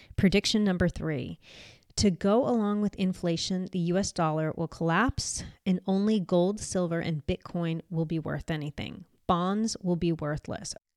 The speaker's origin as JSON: {"language": "English", "country": "United States", "moved": "yes", "said": "I'm American"}